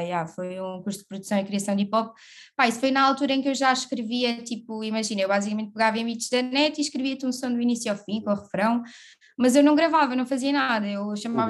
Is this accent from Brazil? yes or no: no; Évora, Alentejo, Portugal; moved away as an adult; now in Lisbon, Portugal; Sou de Évora, natural de Évora, vivo em Lisboa já há quase seis aninhos